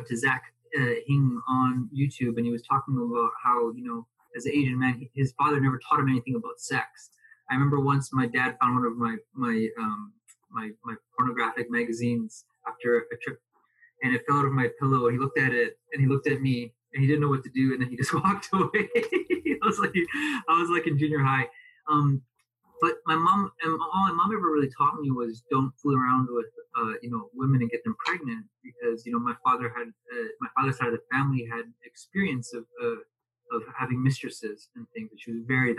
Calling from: Alberta, Canada; I'm calling in from Alberta, Canada.

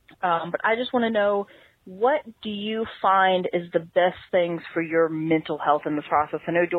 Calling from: Virginia, United States; I'm calling from Virginia.

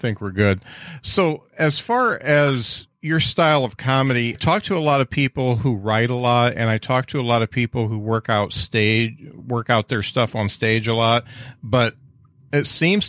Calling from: Indiana, United States; I'm in Indiana

